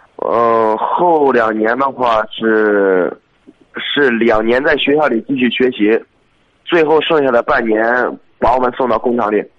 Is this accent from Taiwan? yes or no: no; Xuzhou, Jiangsu, China; 我是徐州的